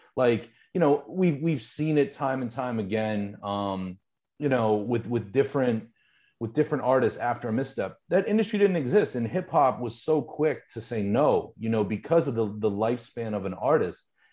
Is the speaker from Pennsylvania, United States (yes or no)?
yes; Pittsburgh, Pennsylvania, United States; I grew up in Pittsburgh, just ninety minutes away, two hours away